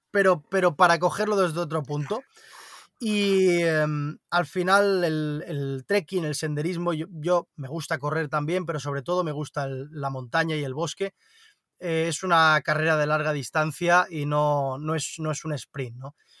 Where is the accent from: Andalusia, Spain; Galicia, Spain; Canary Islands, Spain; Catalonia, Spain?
Catalonia, Spain; Barcelona; nací en Barcelona, entonces eh, he mamado mucha ciudad también